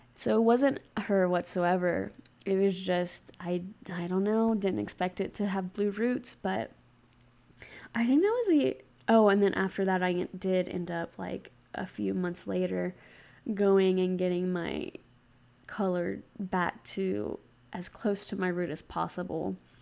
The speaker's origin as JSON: {"language": "English", "region": "Gulf Coast of Mississippi", "country": "United States", "moved": "yes", "lives_now": "Utah, United States", "said": "I'm from the Gulf Coast of Mississippi, and I am currently living in Utah"}